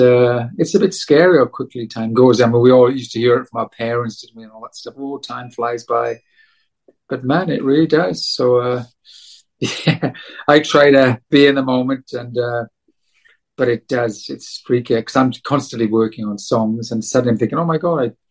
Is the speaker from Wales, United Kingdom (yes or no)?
yes; South Wales, United Kingdom; moved away; my home country of South Wales